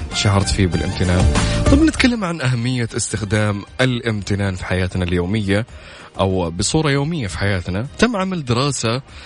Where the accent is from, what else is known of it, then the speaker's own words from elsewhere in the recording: Saudi Arabia; عندنا في السعوديه هنا